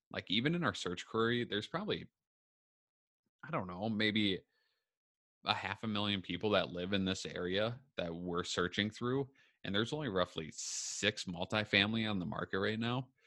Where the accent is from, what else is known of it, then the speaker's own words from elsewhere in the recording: Minneapolis, Minnesota, United States; now in Waconia, United States; I'm from Minneapolis, Minnesota, and Southwest Metro is kinda my jam, in a way, like, that's what I know